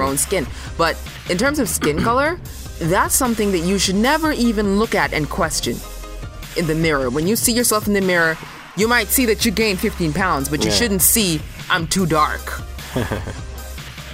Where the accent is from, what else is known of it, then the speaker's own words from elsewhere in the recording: Canada; we're Canadian